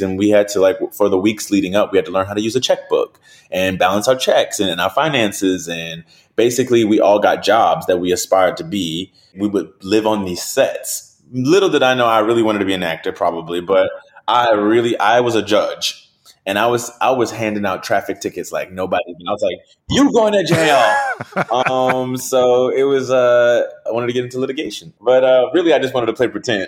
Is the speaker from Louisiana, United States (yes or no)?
yes; New Orleans, Louisiana, United States; I'm from New Orleans